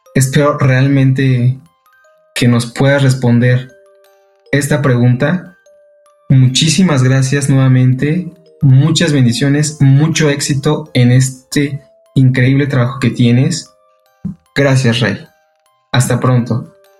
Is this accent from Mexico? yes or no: yes; Mexico; soy de México